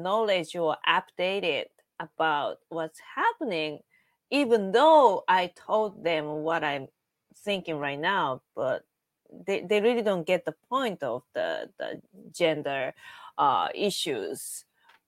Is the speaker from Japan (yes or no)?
yes; Japan; now in New York, United States